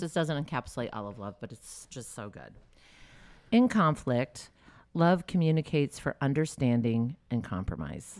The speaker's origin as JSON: {"language": "English", "region": "the South", "country": "United States", "tie": "born or raised there", "said": "I grew up in the South"}